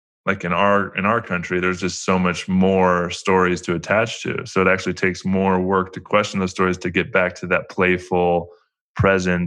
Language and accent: English; United States; growing up in America